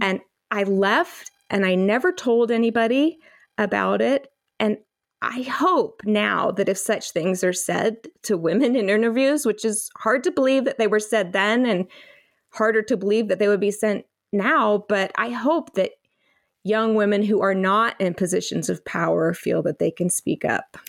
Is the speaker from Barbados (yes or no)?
no; North Carolina, United States; I grew up mostly in North Carolina